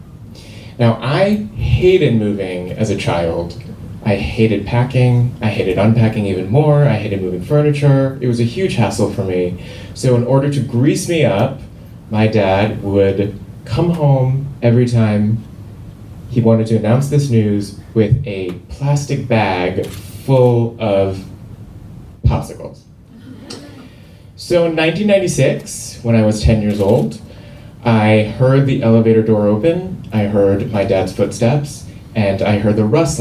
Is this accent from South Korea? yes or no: yes; Seoul, South Korea; moved away; I grew up in Seoul, South Korea